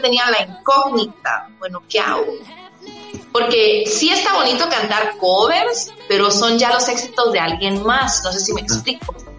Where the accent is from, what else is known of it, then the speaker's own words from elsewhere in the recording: Guatemala; somos de Guatemala, dos mujeres que estamos dentro de la música